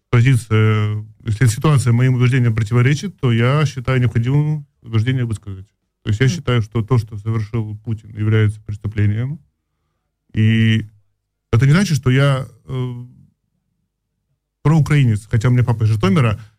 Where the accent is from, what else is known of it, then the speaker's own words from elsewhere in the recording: Saxony, Germany; Ну, я из Саксонии, у нас очень специализированная земля, очень специальная.